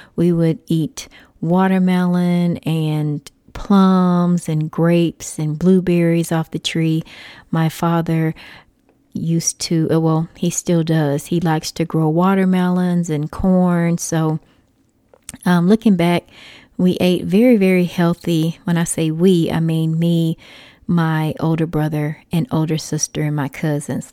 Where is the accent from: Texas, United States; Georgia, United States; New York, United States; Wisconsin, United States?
Texas, United States; moved away; I am a Texas native, so that always makes me happy just being in Texas for a little while. I don't currently live in Texas